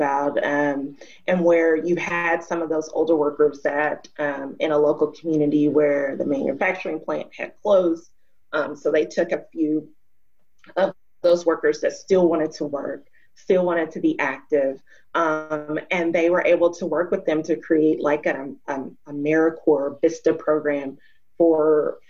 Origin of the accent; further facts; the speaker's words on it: Arkansas, United States; moved away as an adult; also born or lived in Atlanta / Minnesota; I was from Arkansas